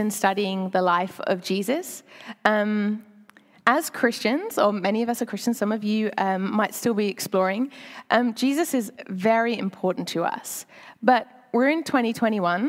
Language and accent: English; United Kingdom; moved away as an adult; now in Sydney, Australia; I'm British